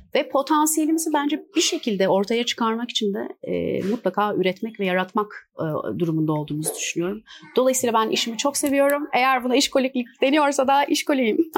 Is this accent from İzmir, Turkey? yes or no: yes; İzmir, Turkey; moved away as an adult; now in Istanbul, Turkey; 1984 e, İzmir doğumluyum